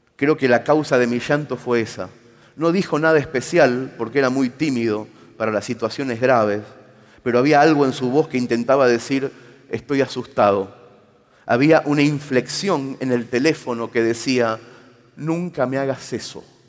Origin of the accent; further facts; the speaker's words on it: Mercedes, Buenos Aires Province, Argentina; muy visto en mi pueblo